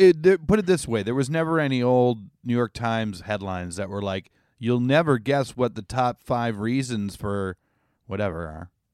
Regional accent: Canada; I'm Canadian

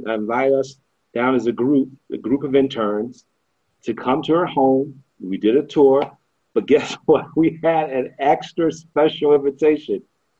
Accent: Cincinnati, Ohio, United States; moved away as an adult; also born or lived in Harare, Zimbabwe; I grew up in the Midwest, proud Midwesterner, Ohio.

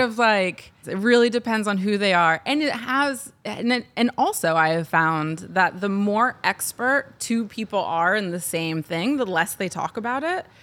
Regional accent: Ohio, United States; moved away; But where I grew up in Ohio, there are distinct racial lines

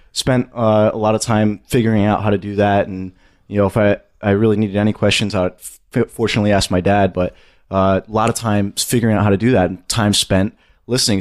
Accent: suburbs of New York City, United States; I'm from the suburbs of New York City

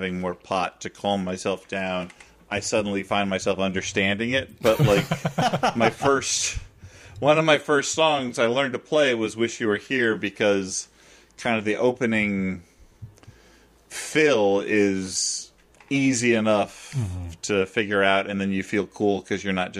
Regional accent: New York, United States; I, as a New Yorker, haven't driven in a serious way for nigh on 17 years now.

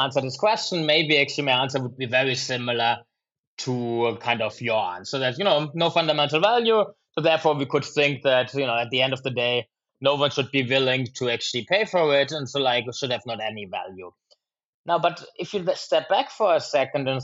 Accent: Germany; now in Chicago, United States; my mom makes actually fantastic apple pies from an apple tree growing in our garden in my homeland of Germany.

